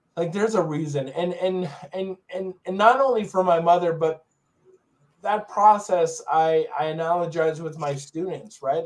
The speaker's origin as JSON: {"language": "English", "area": "Long Island", "region": "New York", "country": "United States", "tie": "born or raised there", "said": "I grew up in Long Island, New York"}